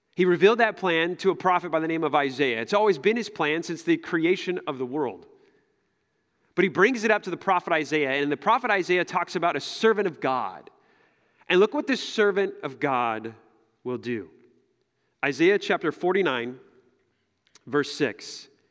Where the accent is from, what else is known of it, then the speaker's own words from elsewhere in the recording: United States; as an American, as American Christians